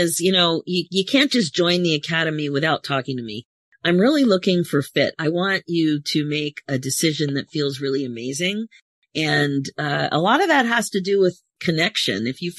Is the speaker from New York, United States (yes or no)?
no; Philadelphia, Pennsylvania, United States; now in Toronto, Canada; It was a mummer strut because I'm from Philadelphia.